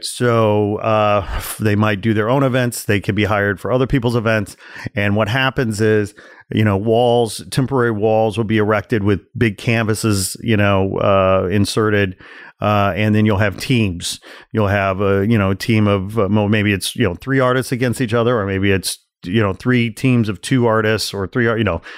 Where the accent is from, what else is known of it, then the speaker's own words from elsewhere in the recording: Chicago, Illinois, United States; I'm from Chicago